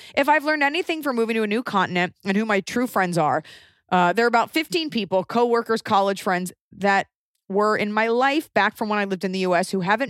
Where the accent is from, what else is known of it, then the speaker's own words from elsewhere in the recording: Wilmington, North Carolina, United States; now in Sweden; we plan our wedding to take place in my hometown of Wilmington, North Carolina for the following October, 2020.